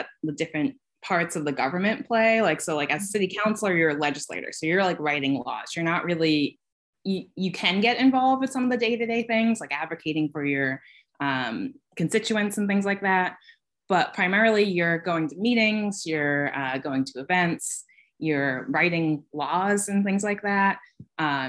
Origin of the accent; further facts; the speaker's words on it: Boston, Massachusetts, United States; now in Troy, United States; I live in Troy, New York. I'm from the Boston area.